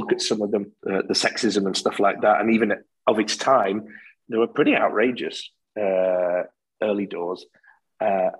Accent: the north of England, United Kingdom; accent: northern; now in Scotland; I've lived here since 83. I've just kept my northern accent

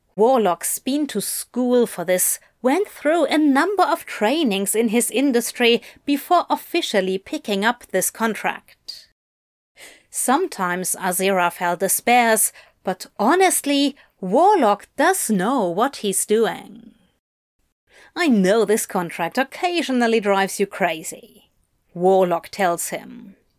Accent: England, United Kingdom; moved away as an adult; I grew up near London

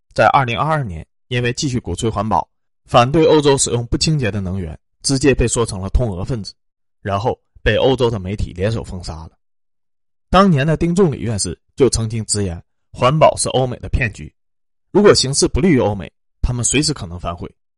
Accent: China; 我们中国人最喜欢干那种正义的事情了

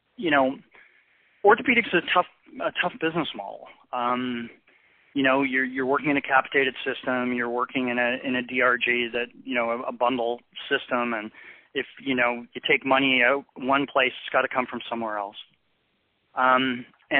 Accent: Canada; I practice medicine in a socialized system. I'm Canadian

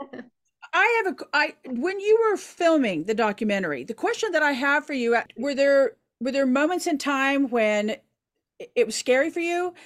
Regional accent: Oklahoma, United States; I'm from Oklahoma

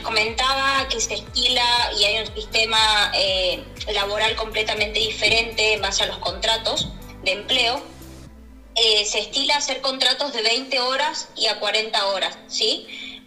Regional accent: Argentina; moved away as an adult; now in Barcelona, Spain; somos argentinos, sabemos que somos personas sumamente luchadoras, emprendedoras y hemos pasado momentos terribles en nuestro país

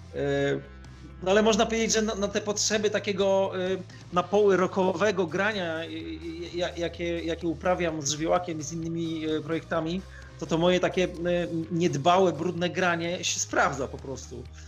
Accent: Turek, Greater Poland, Poland; moved away; also born or lived in Łódź / Radom / Warsaw; sam pochodzę z Turku koło Konina Kalisza, czyli z, z Polski Centralnej

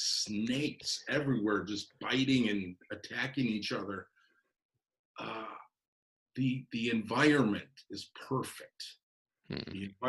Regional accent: Chicago, Illinois, United States; raised in a big family. We had 12 kids on the south side of Chicago

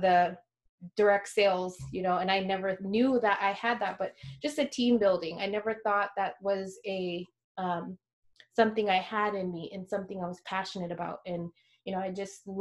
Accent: rural Alaska village, United States; now in Anchorage, United States; went back to my hometown

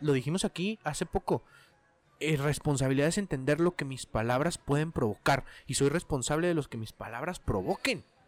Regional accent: Mexico

